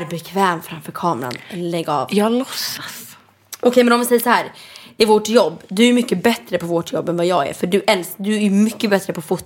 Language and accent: Swedish; Sweden; Ja men också jag är svensk, alltså